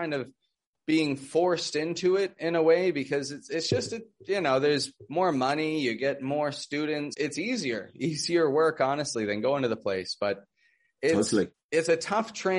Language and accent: English; Toronto, Ontario, Canada; now in Mexico; I'm from Toronto, Canada, and living in Mexico.